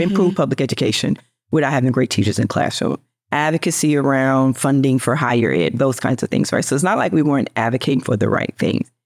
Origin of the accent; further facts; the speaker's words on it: Memphis, Tennessee, United States; I was born and raised in poverty in Memphis